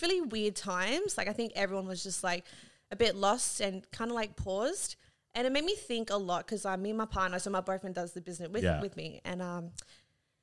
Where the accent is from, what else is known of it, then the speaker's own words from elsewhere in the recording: Sydney, New South Wales, Australia; I was born on the Northern Beaches